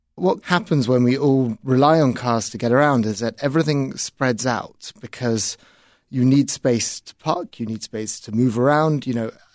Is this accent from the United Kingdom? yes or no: yes; United Kingdom; moved away as an adult; now in Chicago, United States; in the United Kingdom, where I'm from